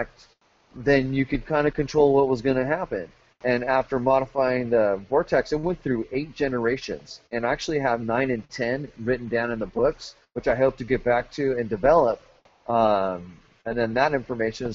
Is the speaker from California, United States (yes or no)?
yes; Los Angeles, California, United States; moved away; I'm originally from Southern California, and originally from San Fernando Valley